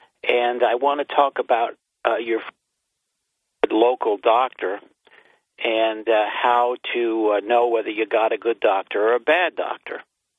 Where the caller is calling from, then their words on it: New York, United States; The Chameleon from upstate New York.